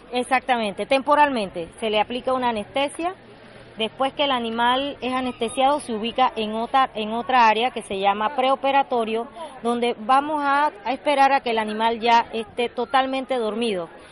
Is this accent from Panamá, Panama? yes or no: no; Monagrillo, Herrera, Panama; soy una, una chitreana más. Soy de Monagrillo